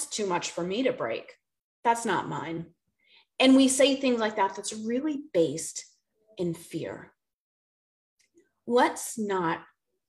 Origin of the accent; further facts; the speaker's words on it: Boston, Massachusetts, United States; moved away as an adult; also born or lived in the South (US); now in the South, United States; I'm from Boston